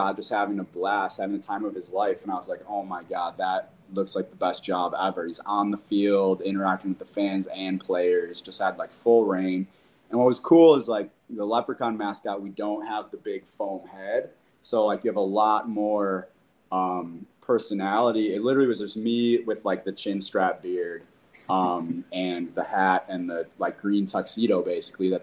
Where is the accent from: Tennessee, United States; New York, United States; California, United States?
New York, United States; Buffalo; grew up in Western New York. My whole family's from the old First Ward in South Buffalo.